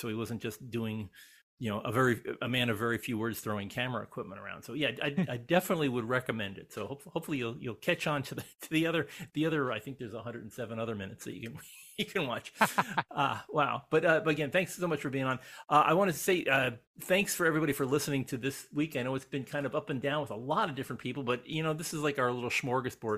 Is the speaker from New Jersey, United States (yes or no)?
yes; Elizabeth, New Jersey, United States; my hometown of Elizabeth, New Jersey